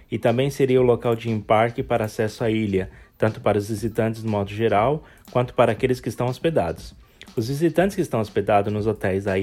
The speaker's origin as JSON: {"language": "Portuguese", "region": "Minas Gerais", "country": "Brazil", "said": "Como sou do interior de Minas, os parques itinerantes de que, visi que visitam a cidade sempre eram parada obrigatória"}